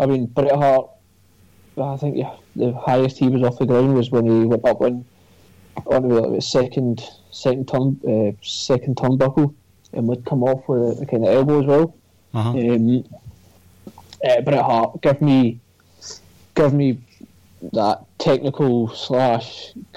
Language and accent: English; Scotland, United Kingdom; there's two other Scotsmen on social suplex